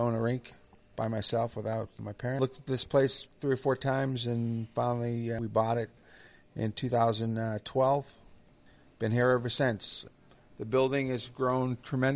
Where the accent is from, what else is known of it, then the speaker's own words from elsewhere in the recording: Boston, Massachusetts, United States; moved away as an adult; now in Dayton, United States; I'm from Boston. I moved here in 1988